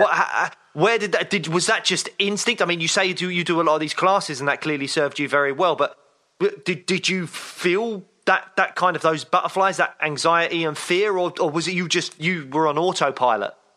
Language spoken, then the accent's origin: English; United Kingdom; two British guys